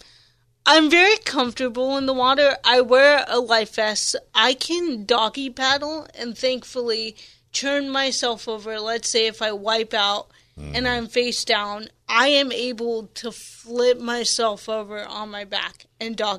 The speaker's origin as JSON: {"language": "English", "town": "Alpine", "region": "California", "country": "United States", "tie": "born or raised there", "lives_now": "Coronado, United States", "said": "I grew up in East County Alpine, now we're in Coronado"}